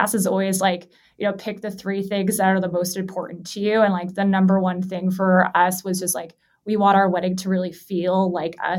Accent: Los Angeles, California, United States; I'm born and raised in Los Angeles

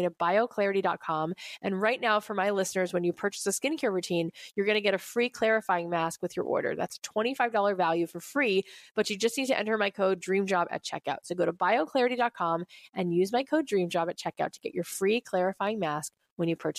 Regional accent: Florida, United States; now in Los Angeles, United States; I grew up in Florida and now living

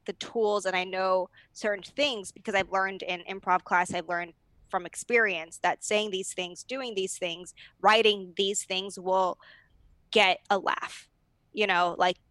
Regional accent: Arcadia, California, United States; where I grew up in Arcadia, it is very academic driven.

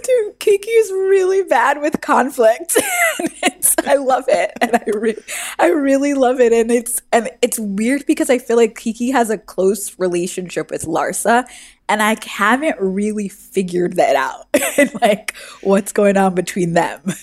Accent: New York City, New York, United States; I'm from New York City

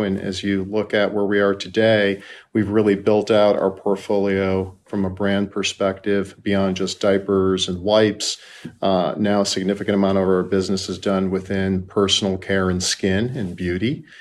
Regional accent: Chicago, Illinois, United States; now in Playa Vista, California, United States; I'm a native Chicagoan

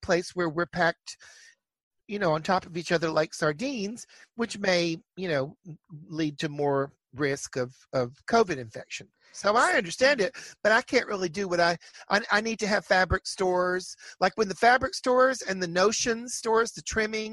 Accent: Chattanooga, Tennessee, United States; also born or lived in Wilmington, North Carolina / Atlanta, Georgia; now in New York, United States; I grew up in nearby Chattanooga, Tennessee, which is right on the border of Georgia and Tennessee

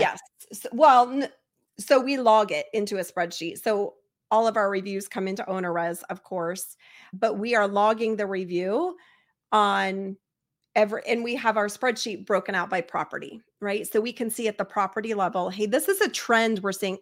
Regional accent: Cincinnati, Ohio, United States; I'm from Cincinnati

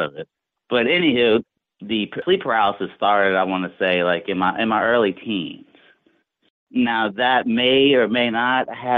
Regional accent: New Orleans, Louisiana, United States; also born or lived in North Shore of Lake Pontchartrain, Louisiana; I grew up in New Orleans, but we moved to the north shore around my teens.

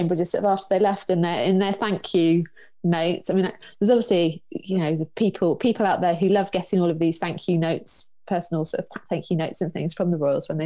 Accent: Cornwall, South West England, United Kingdom; There's a beach at home, so I grew up in Cornwall.

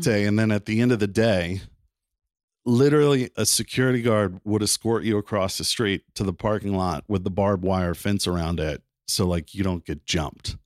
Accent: Wilmington, North Carolina, United States; moved away as an adult; also born or lived in South Bend, Indiana; now in Napa, United States; I was the only one born in Indiana, but I lived most of my life in, in Wilmington, North Carolina.

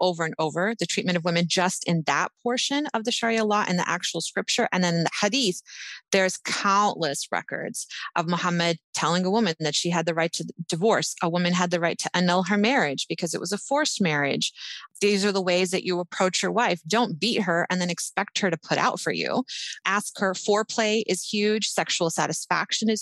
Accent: United States; we grew up in America

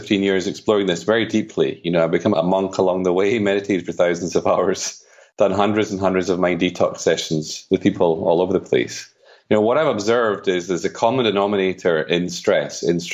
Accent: Edinburgh, Scotland, United Kingdom; now in Spain; I'm from Edinburgh, but I live in Spain.

